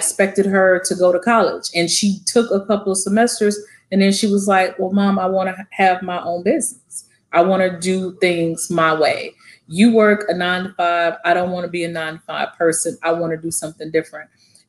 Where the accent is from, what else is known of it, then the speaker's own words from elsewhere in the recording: Hugo, United States; moved away; what I had growing up in Hugo.